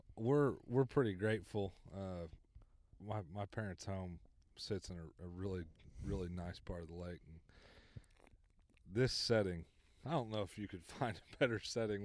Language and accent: English; Blackwell, Oklahoma, United States; I grew up in Blackwell, so Kaw's the closest lake